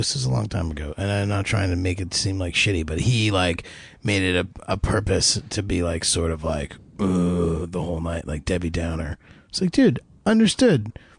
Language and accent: English; New Jersey, United States; we're from North Jersey.